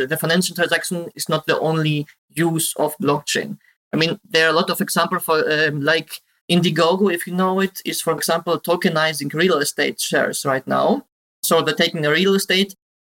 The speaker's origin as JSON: {"language": "English", "country": "Greece", "moved": "as an adult", "lives_now": "Germany", "said": "I now live in Germany. I'm originally from Greece and moved to Germany to study IT security."}